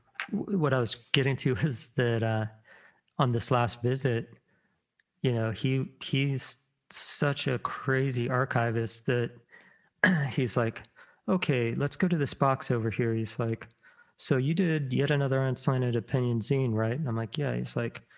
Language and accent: English; Virginia Beach, Virginia, United States; I grew up in Virginia Beach